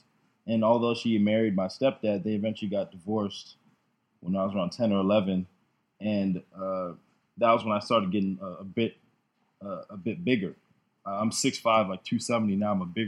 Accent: Tampa, Florida, United States; also born or lived in Jamaica; I've been living in Tampa essentially my whole life. I'm 26. I was born in Jamaica, however. I'm a Jamaican immigrant, came here when I was three.

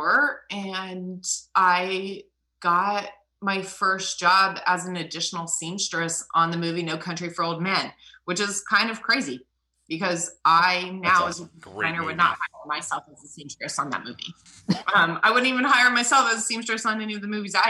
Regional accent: New Mexico, United States; moved away as an adult; now in Georgia, United States; I grew up in New Mexico and I was a theater costume design major at the University of New Mexico

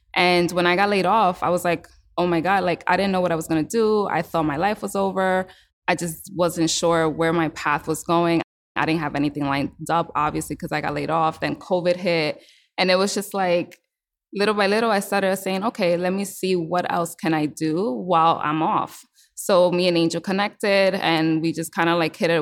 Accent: New York City, New York, United States; I was born and raised in New York City

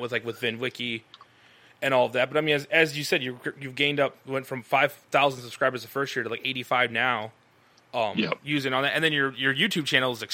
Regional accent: Iowa, United States; We're from Iowa.

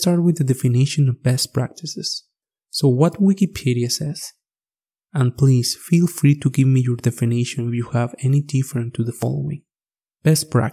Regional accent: Mexico; first language Spanish; English is a second language; moved away as an adult; now in Alberta, Canada; I'm coming originally from Mexico. I guess you already noticed my accent. As you can hear, English is my second language

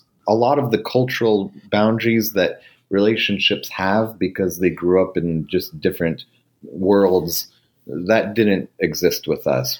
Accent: Montgomery County, Maryland, United States

